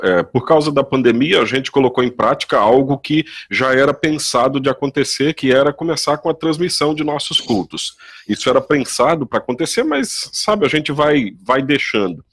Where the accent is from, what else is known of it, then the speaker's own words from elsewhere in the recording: Nova Venécia, Espírito Santo, Brazil; eu sou de Nova Venécia e conheço muita gente da época que eu era aqui